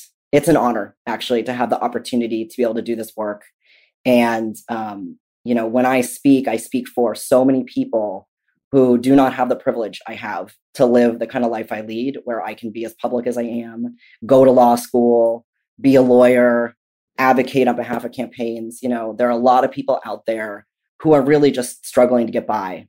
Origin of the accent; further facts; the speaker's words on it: Southern California, United States; also born or lived in Massachusetts; My entire family is from there. Despite the fact that I grew up in Southern California, Massachusetts is my home